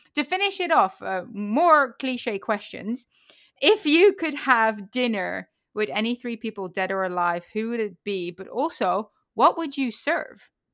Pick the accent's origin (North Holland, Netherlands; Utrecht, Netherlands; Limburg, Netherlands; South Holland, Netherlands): Utrecht, Netherlands; now in United States; I was born in Utrecht